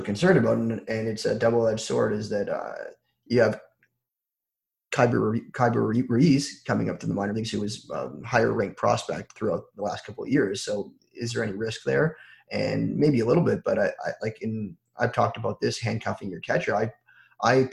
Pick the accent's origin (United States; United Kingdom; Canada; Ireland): Canada; Toronto, Ontario; I'm from Toronto